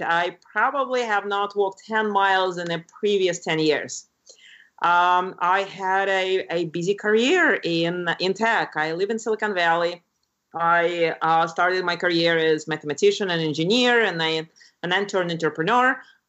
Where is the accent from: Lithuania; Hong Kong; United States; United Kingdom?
Lithuania; moved away; When I grew up in Lithuania, which is a very pretty country in Northern Europe by the Baltic Sea.